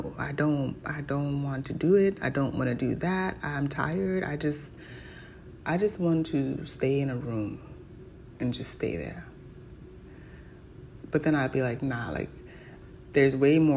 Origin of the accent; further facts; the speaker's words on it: New York, United States; I wasn't born in New York, but I was raised in New York